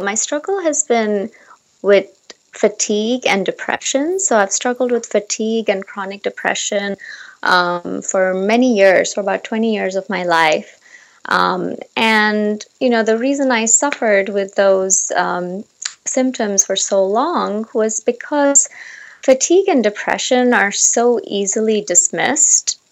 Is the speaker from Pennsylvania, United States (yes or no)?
no; Seattle, Washington, United States; moved away as an adult; now in Seoul, South Korea; I am temporarily right now located in Seoul, South Korea, um, but I am originally from Seattle